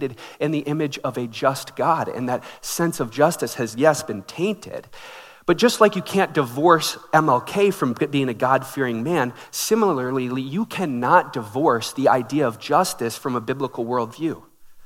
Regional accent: Minneapolis, Minnesota, United States; I grew up in Minneapolis

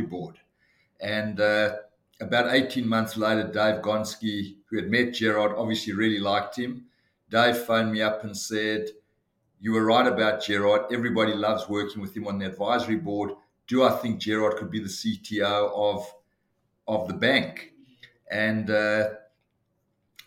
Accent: Johannesburg, Gauteng, South Africa; moved away as an adult; now in Sydney, Australia; I was born in Johannesburg in South Africa in 1960 and emigrated to Australia in 1986 and have happily lived in Sydney since then.

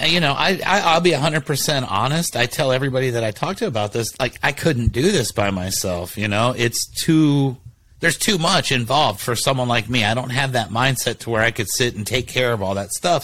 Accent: Columbus, Ohio, United States; now in San Antonio, United States; I was born and raised in Columbus.

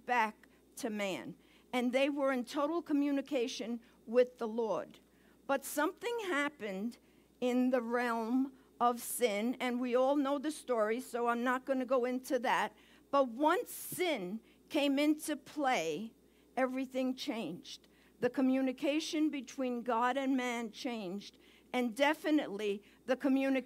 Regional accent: New York City, New York, United States; accent: Brooklyn; moved away; my accent, you're going to have a little Brooklyn in the house today

